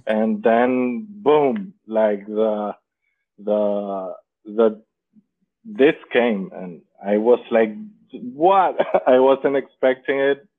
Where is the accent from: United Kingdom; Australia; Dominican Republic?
Dominican Republic; I am from Dominican Republic